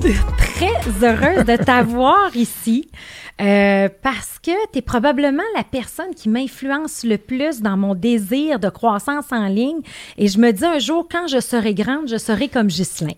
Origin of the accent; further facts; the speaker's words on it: Beauceville, Quebec, Canada; je suis beauceronne